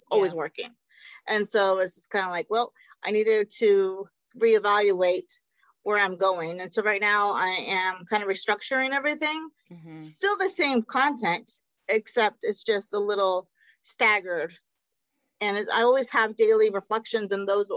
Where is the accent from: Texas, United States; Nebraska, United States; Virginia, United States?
Texas, United States; Austin; My parents are from Mexico, and I was born in Austin because that's where they met.